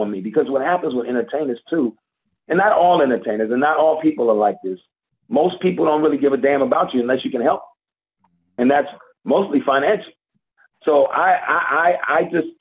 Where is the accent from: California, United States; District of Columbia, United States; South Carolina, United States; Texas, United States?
District of Columbia, United States; Washington; moved away as an adult; now in Atlanta, United States; D.C., and that's my hometown.